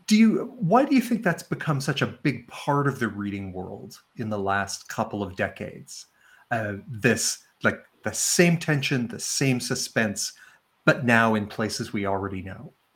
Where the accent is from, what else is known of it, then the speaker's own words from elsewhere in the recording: Sandy Cove, Nova Scotia, Canada; I'm joining uh, uh you and all of our uh, our guests here from uh, from beautiful Sandy Cove, Nova Scotia